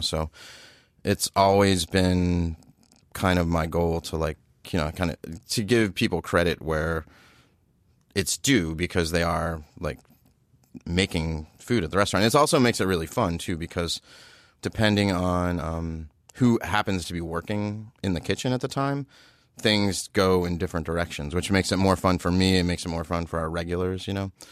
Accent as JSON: {"language": "English", "town": "Baltimore", "region": "Maryland", "country": "United States", "tie": "born or raised there", "said": "as a kid, I lived in, I grew up in Baltimore"}